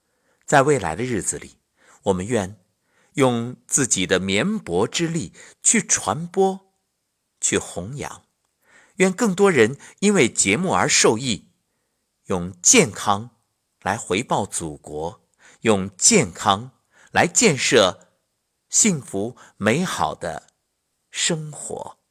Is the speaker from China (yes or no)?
yes; China; 我们每个人都在今天充满着自豪与骄傲，因为我是中国人。